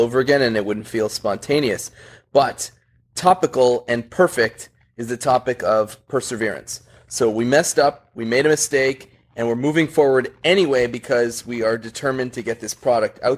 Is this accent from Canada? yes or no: yes; Canada; I'm Canadian